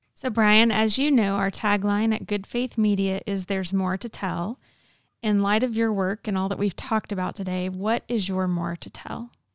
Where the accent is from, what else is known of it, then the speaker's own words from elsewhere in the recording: the Bible Belt, United States; in my childhood growing up in the Bible Belt